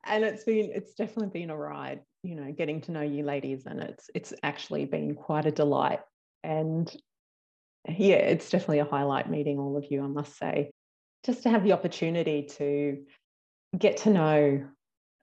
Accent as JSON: {"language": "English", "country": "Australia", "accent": "Australian", "said": "my accent apparently isn't as strong as some other accents that are a bit further down the bottom of Australia"}